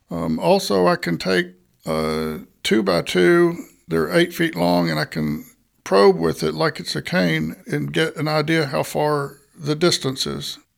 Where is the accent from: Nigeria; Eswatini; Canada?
Nigeria; Bomashaw; I grew up in Bomashaw, Nigeria and my parents were medical missionaries there.